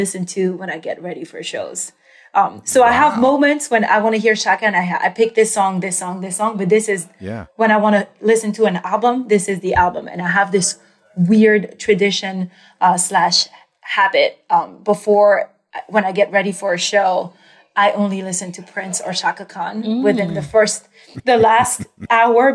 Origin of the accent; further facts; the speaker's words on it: France; moved away as an adult; also born or lived in New York; I grew up in France and I moved to New York to find my voice